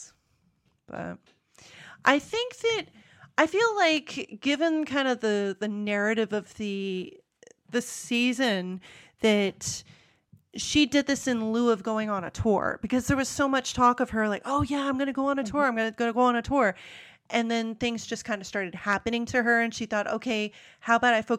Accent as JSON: {"language": "English", "country": "United States", "accent": "American", "said": "my American accent"}